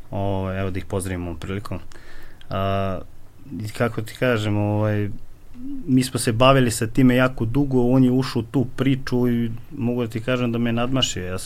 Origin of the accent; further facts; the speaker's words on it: Kovin, Vojvodina, Serbia; S obzirom, mi smo iz manjeg mesta i nismo imali smo ograničeno šta ćemo od boračkih sportova. Odakle si? Iz Kovina. Iz Kovina.